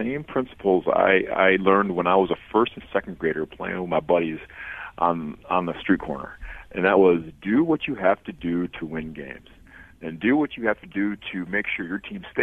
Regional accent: just outside Detroit, Michigan, United States; moved away as an adult; also born or lived in Durham, North Carolina; now in Miami, United States; I'm from just outside Detroit, Michigan.

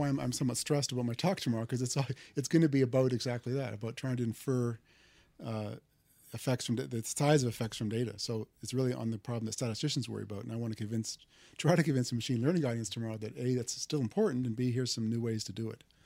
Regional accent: Canada; moved away as an adult; also born or lived in Waterloo, Canada / Toronto, Canada; now in Stanford, United States; I'm Canadian

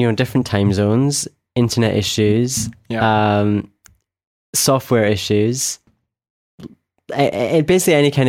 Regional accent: Scotland, United Kingdom; from Scotland

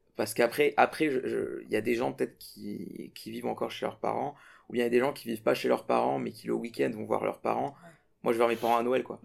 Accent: Burkina Faso; moved away as an adult; now in France; je suis de l'Afrique à ici, c'est pas la même chose parce que, enfin, du Burkina Faso

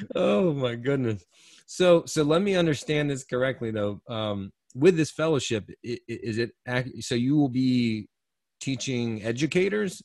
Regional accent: Eastern North Carolina, United States; I'm born and raised in North Carolina and Eastern North Carolina

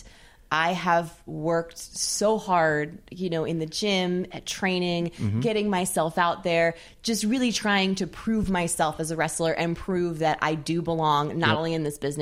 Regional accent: California, United States; also born or lived in Austin, Texas; I'm from California

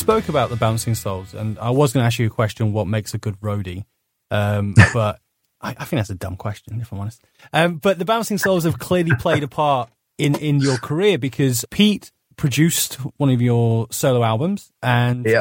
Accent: United Kingdom; being British

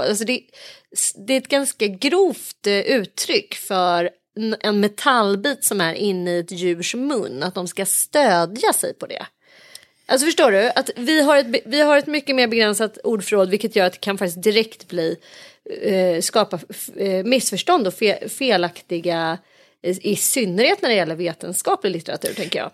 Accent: Sweden; vi som liksom är infödda svenskar

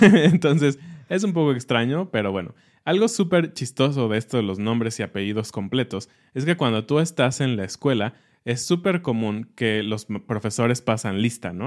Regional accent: Mexico; a nosotros como mexicanos

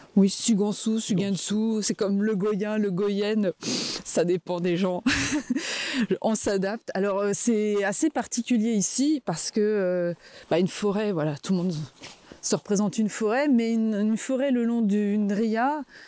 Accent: Vosges, Grand Est, France; moved away as an adult; also born or lived in Metz; now in Cap Sizun, France; je suis originaire des Vosges, je suis née dans les Vosges

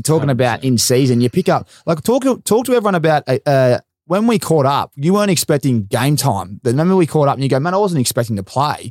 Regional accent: Essendon, Victoria, Australia; I grew up back in Essendon

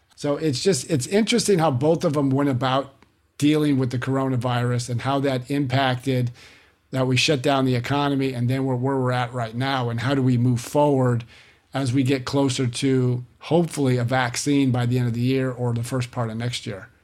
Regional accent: California, United States; moved away; I was born and raised there

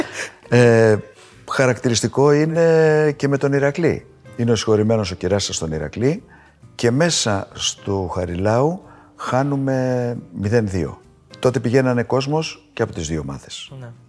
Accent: Athens, Attica, Greece; Το πατρικό μου το σπίτι είναι 500 μέτρα από το γήπεδο

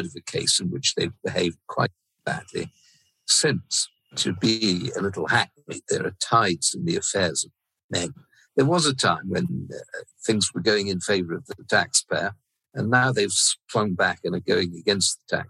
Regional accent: Plymouth, South West England, United Kingdom; I grew up in Plymouth, a Cavalier town during the Civil War.

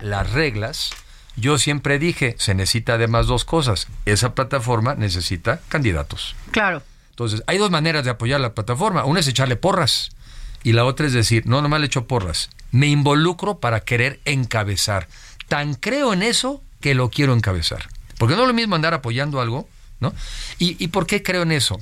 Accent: Mexico; soy mexicano

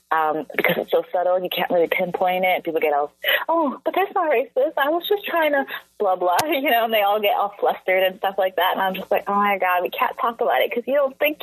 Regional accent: Vancouver, British Columbia, Canada; growing up in Vancouver, where I didn't see myself, like, on a daily basis, when I walk down the street

